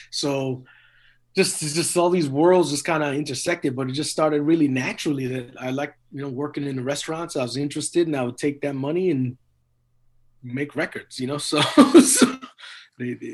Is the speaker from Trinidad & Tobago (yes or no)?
yes; Trinidad & Tobago; born there; And then I was born in Trinidad, and they were born in Trinidad. And Trinidad is like very musical culture.